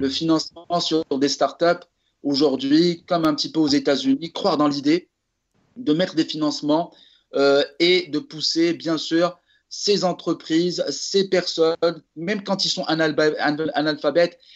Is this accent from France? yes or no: no; Morocco; je suis marocain